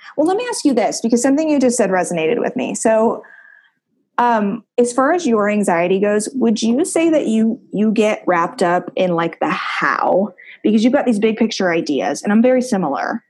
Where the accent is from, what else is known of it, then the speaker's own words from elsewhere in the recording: Ohio, United States; moved away as an adult; living in my hometown